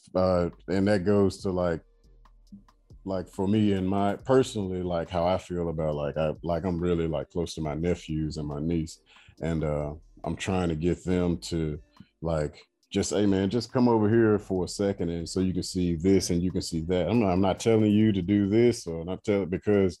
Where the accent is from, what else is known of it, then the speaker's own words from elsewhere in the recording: United States; moved away as an adult; now in Abu Dhabi, United Arab Emirates; I love being American